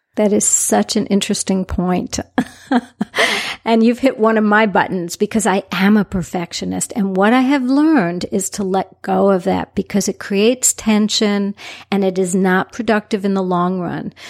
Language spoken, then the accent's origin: English; New York City, New York, United States; now in Southwest Florida, United States; I'm originally from New York City